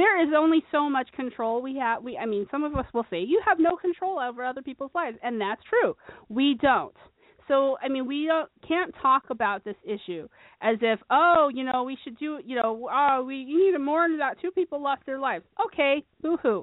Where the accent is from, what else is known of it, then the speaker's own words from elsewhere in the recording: Phoenix, Arizona, United States; I'm from Phoenix